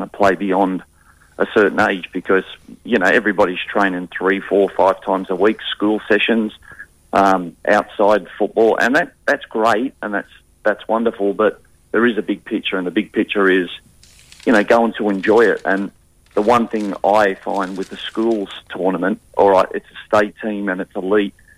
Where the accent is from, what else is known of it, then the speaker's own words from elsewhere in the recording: Newcastle, New South Wales, Australia; now in Western Australia, Australia; We're from Newcastle over near Sydney, and everybody grows up wanting to do schoolboys, schoolgirls.